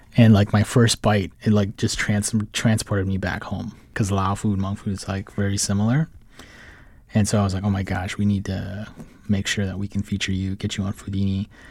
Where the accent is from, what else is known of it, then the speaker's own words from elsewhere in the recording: Saint Paul, Minnesota, United States; moved away as an adult; now in Washington, D.C., United States; I'm originally from, uh, Saint Paul, Minnesota, and I moved out to D C